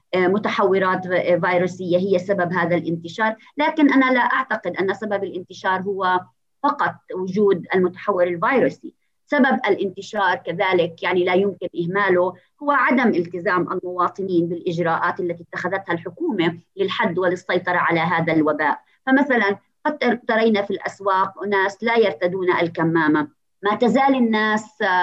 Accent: Palestine

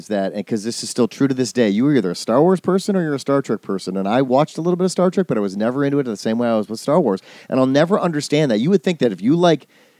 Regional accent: Racine, Wisconsin, United States; also born or lived in Illinois / Milwaukee, Wisconsin; partly I grew up in Illinois, and then when I was 8, I moved to Wisconsin.

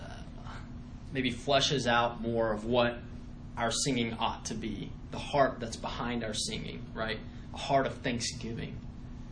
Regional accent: United States; growing up in the United States

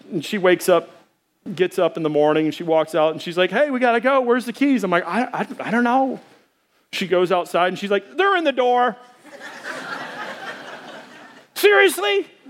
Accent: Arkansas, United States; I'm from Arkansas

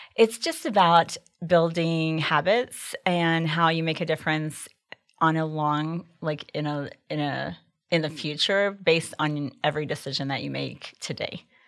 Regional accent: Amarillo, Texas, United States; I grew up here in the Texas Panhandle

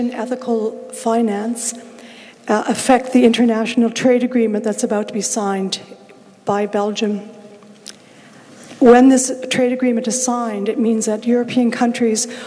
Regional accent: Canada; I'm from Canada

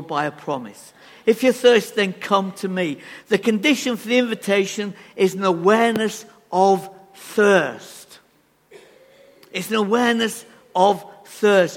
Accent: England, United Kingdom; We are so reserved, aren't we, as English people

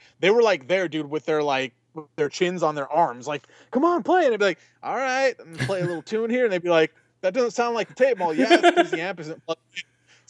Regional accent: Fontana, California, United States; Yeah, because Travis Barker is a Fontana native, and that's where I grew up in Fontana.

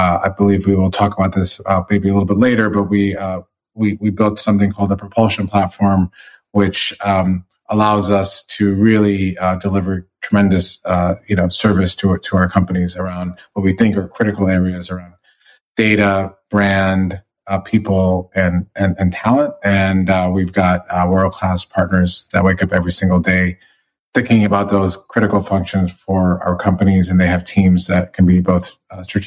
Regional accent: Michigan, United States; moved away as an adult; also born or lived in New York City / Los Angeles; now in Englewood, United States; I grew up in Michigan

